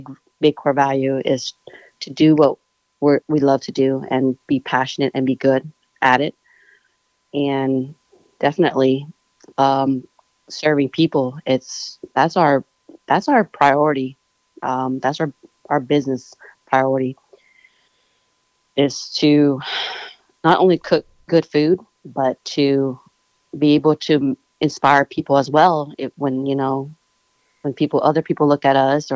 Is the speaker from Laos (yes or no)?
yes; Laos; we're Laotian, we're from Laos.